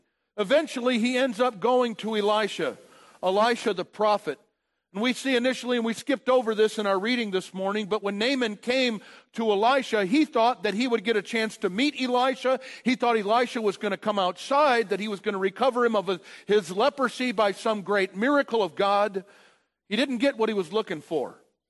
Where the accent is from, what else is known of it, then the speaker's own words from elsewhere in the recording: Indiana, United States; I came from Indiana, and I don't know exactly what's taking place with the Ohio River